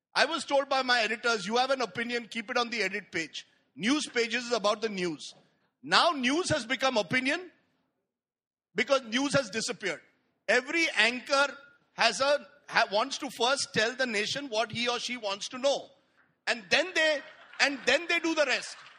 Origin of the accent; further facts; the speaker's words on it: India; I'm an Indian liberal